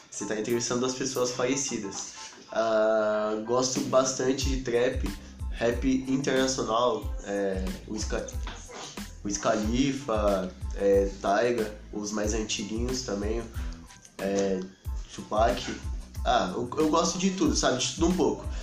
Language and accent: Portuguese; São Paulo, Brazil; born there; eu já nasci em São Paulo.